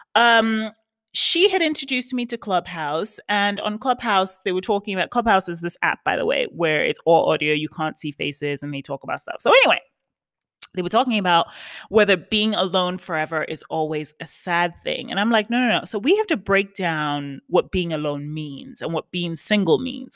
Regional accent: New York, United States; now in West Hollywood, United States; I'm from New York, but you know, um, my official residence is in California, West Hollywood.

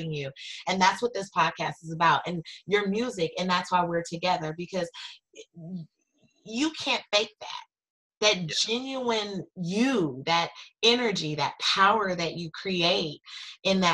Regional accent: California, United States; also born or lived in New York; I'm from California, and I picked up one day and moved to New York and lived for 18 months.

